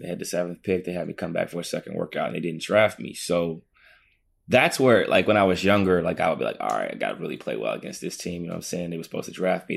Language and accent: English; Midwest, United States; also born or lived in East Coast; I'm from the Midwest